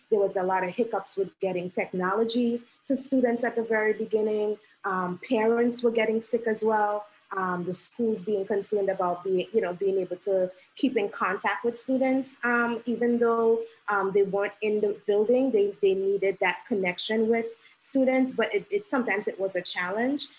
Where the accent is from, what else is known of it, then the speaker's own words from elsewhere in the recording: Trinidad & Tobago; now in New York City, United States; did not um, grow up in this country, because I'm originally from Trinidad and Tobago